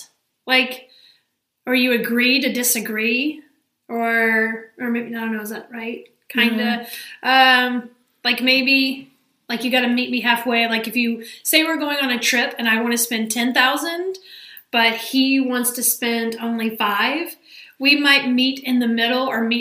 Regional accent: Alabama, United States; I'm from Alabama.

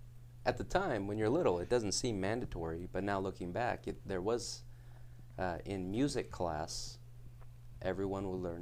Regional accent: Hawaii, United States; moved away; I'm from Hawaii.

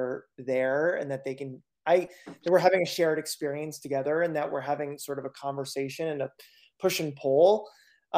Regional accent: central Pennsylvania, United States; moved away as an adult; also born or lived in Berkshires, Massachusetts; now in Western Massachusetts, United States; I grew up in central Pennsylvania

